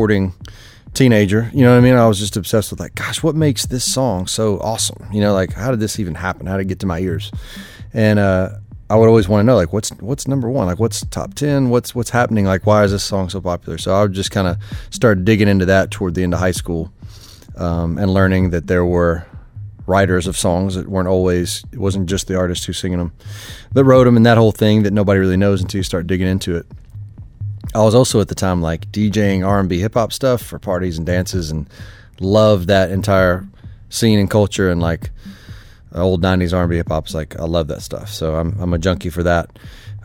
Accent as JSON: {"language": "English", "region": "Kentucky", "country": "United States", "also_born_or_lived": "Nashville, Tennessee", "moved": "as an adult", "said": "I'm from Kentucky, really close, about 3.5 hours from the school"}